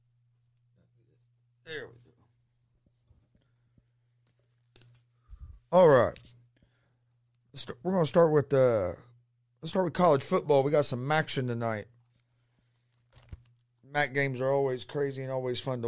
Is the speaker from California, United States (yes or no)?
no; Muncie, Indiana, United States; I'm from Muncie, Indiana